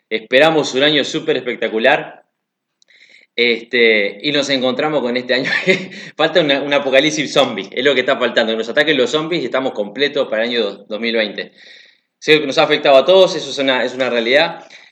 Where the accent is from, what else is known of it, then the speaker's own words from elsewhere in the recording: Uruguay; moved away; also born or lived in Africa; yo soy de Uruguay